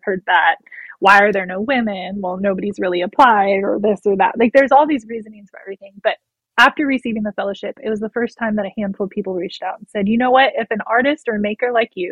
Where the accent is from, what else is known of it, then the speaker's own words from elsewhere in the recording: California, United States; I'm from California, but I didn't grow up on a generational ranch